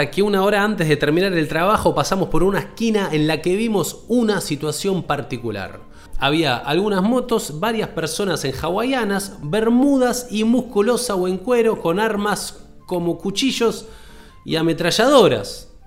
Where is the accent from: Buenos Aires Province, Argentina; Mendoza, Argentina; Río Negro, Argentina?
Buenos Aires Province, Argentina; Banfield; soy de Banfield.